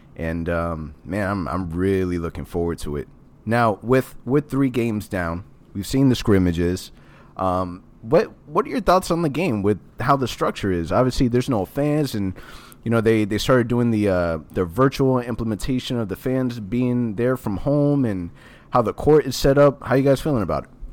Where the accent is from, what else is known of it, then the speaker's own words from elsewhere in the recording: Orlando, Florida, United States; I have born and raised in Orlando.